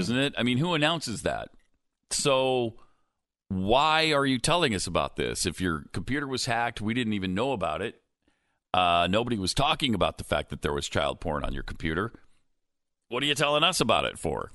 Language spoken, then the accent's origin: English; Montana, United States; I grew up in Montana